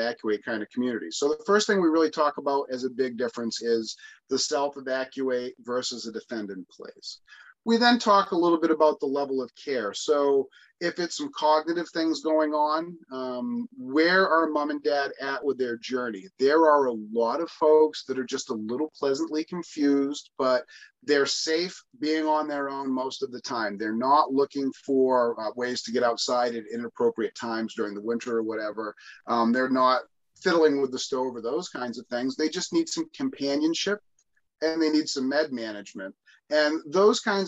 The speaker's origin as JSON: {"language": "English", "area": "Lakes Region", "region": "New Hampshire", "country": "United States", "tie": "born or raised there", "said": "growing up in the Lakes region where we grew up"}